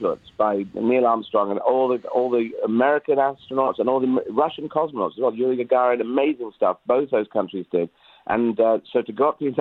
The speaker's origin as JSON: {"language": "English", "town": "Aden", "country": "Yemen", "tie": "born or raised there", "said": "I was born in Aden"}